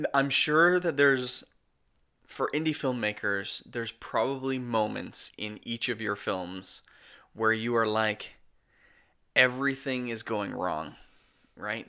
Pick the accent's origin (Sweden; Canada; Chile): Canada; We're Canadian filmmakers